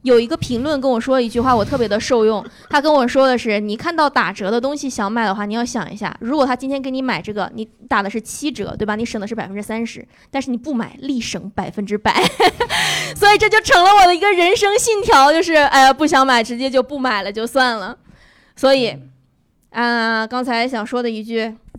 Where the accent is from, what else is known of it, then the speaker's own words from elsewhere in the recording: Northeast China, China; 我们东北人